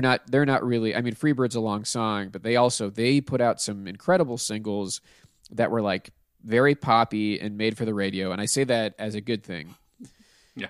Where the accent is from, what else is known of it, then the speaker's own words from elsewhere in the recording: Pittsburgh, Pennsylvania, United States; I'm from Pittsburgh, so it would have been from uh, the the chain that we have there called Giant Eagle